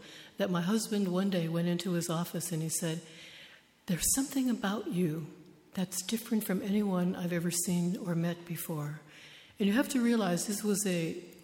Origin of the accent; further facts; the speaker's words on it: United States; I was born and raised in the United States